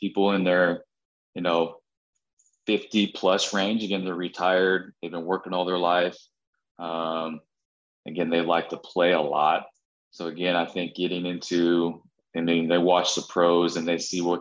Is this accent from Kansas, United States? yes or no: yes; Kansas, United States; I grew up in Midwest in Kansas, kind of Southeast Kansas and or Northeast Kansas